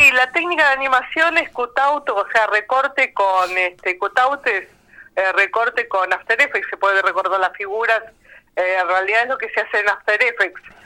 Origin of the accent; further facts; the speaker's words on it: Buenos Aires, Argentina; mi infancia en Villa Crespo